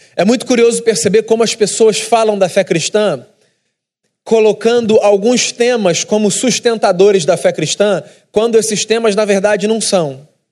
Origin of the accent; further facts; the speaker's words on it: Rio de Janeiro, Brazil; como carioca